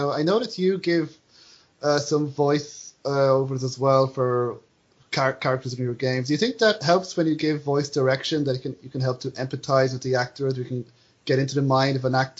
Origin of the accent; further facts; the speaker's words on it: Ireland; accent: Irish; As an Irish person, you have go to movies and have other people, try to give Irish accents.